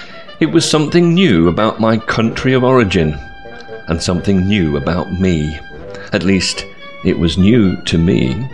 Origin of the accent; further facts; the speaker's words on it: South East England, United Kingdom; For 28 years, I've been telling people that I come from Southeast England. I would say this in order to explain my accent.